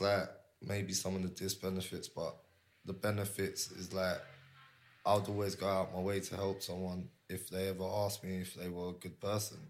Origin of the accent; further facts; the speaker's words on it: London, United Kingdom; moved away as an adult; also born or lived in Barcelona, Spain; I'm Cypriot, but I was born and raised in North London